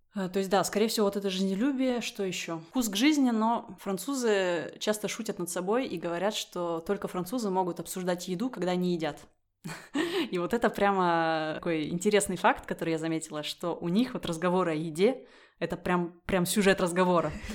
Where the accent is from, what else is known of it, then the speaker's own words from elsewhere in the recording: Russia; moved away as an adult; now in France; я выросла в России